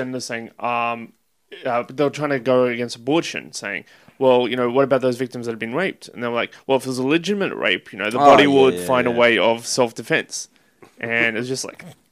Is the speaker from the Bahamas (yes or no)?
no; Israel; I'm from Israel, right? And I'm an Arab from Israel